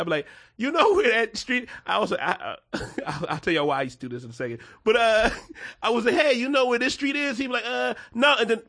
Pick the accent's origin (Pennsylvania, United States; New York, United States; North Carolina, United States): Pennsylvania, United States; Philadelphia; I'm from Philly. I'm from South Philly specifically.